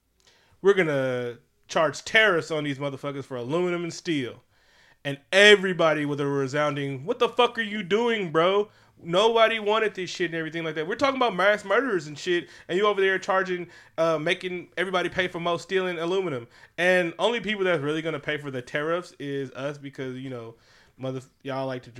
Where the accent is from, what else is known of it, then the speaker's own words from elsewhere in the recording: Memphis, Tennessee, United States; also born or lived in North Carolina; I'm from Memphis and North Carolina.